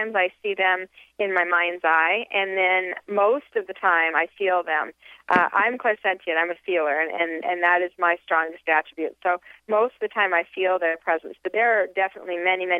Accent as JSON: {"language": "English", "town": "Salt Lake City", "region": "Utah", "country": "United States", "tie": "born or raised there", "said": "I was raised in Salt Lake City, Utah"}